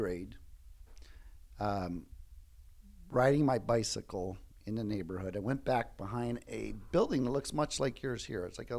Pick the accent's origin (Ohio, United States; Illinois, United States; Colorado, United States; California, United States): Ohio, United States; Cleveland; born or raised there